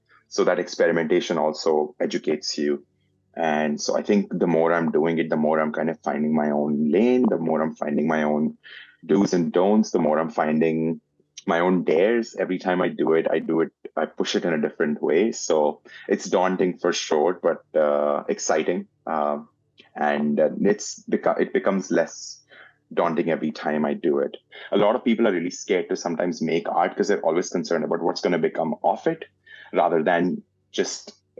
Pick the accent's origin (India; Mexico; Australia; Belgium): India; now in Canada; I am an Indian-Canadian portrait artist